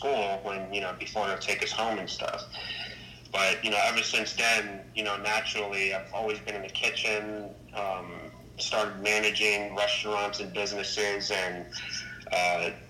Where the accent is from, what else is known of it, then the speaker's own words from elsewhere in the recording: New York City, New York, United States; I'm from the Bronx, New York, born and raised